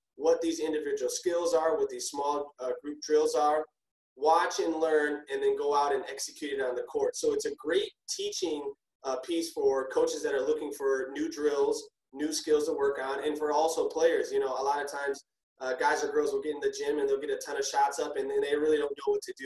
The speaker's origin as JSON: {"language": "English", "town": "Minneapolis", "region": "Minnesota", "country": "United States", "tie": "born or raised there", "said": "born and raised in Minneapolis, Minnesota."}